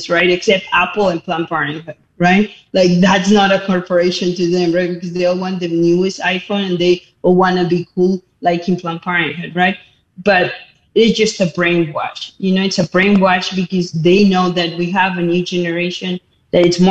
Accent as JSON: {"language": "English", "region": "Mexico City", "country": "Mexico", "tie": "born or raised there", "moved": "as an adult", "lives_now": "United States", "said": "I was born and raised Catholic in Mexico City"}